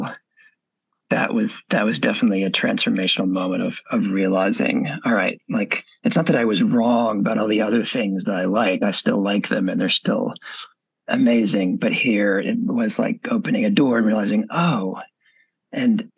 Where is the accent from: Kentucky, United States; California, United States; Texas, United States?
Texas, United States; I grew up in Texas in the late 70s and 80s